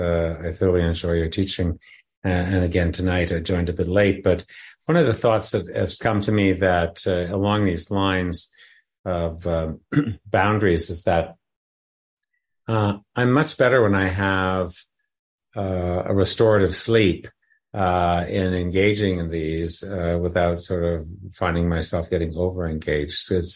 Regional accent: Toronto, Ontario, Canada; I come from Toronto where there's snow

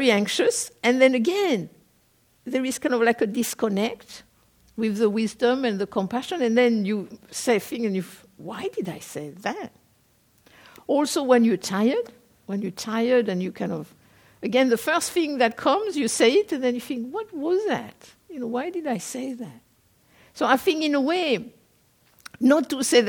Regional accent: France; moved away as an adult; also born or lived in South Korea / England; I am a French person. I was born in France. I lived there for up to the age of 22. Then I was in Korea for 10 years. And then I went to live in England.

